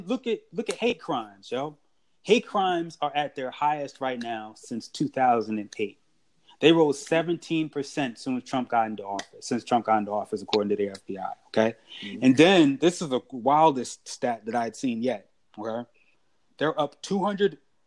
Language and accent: English; New Jersey, United States; also born or lived in Dayton, Ohio; I'm a Jersey guy